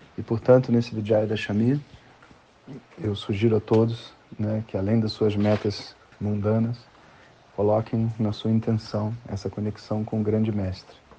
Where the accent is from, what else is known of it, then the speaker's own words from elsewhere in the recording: Brazil; A gente é brasileiro